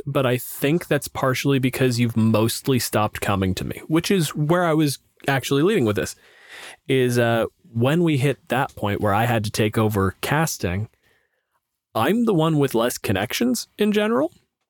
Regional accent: Canada; I'm a physicist. I'm from Canada.

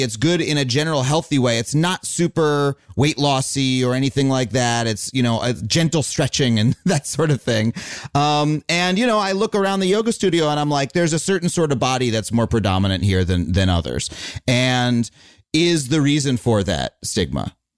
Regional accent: United States; I am an American. We we are here in America

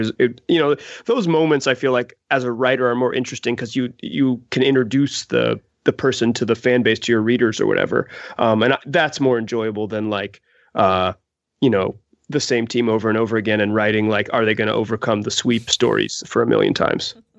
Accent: Chapel Hill, North Carolina, United States; I grew up in Chapel Hill, North Carolina

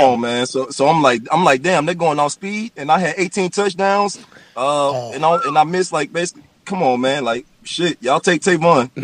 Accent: Clemson, South Carolina, United States; I'm from Clemson

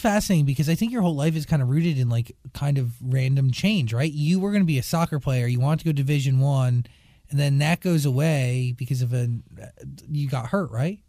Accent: New Jersey, United States; I am also from New Jersey

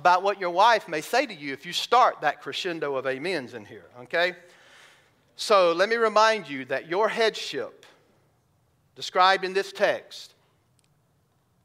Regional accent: the South, United States; I grew up in the South

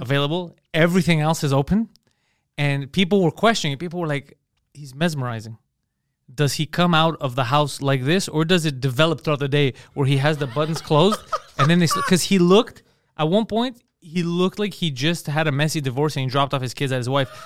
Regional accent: Montreal, Quebec, Canada; I was from Montreal

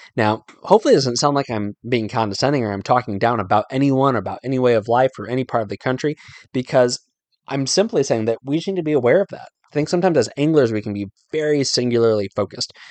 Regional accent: Northern Virginia, United States; moved away as an adult; also born or lived in Carlisle, Pennsylvania; I grew up living in Northern Virginia

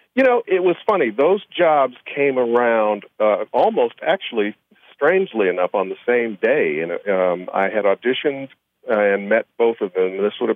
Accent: Chicago, Illinois, United States; I said, it can't be 76 and Carpenter. I grew up on 76 and Carpenter, and I didn't know you. I knew everybody on my block.

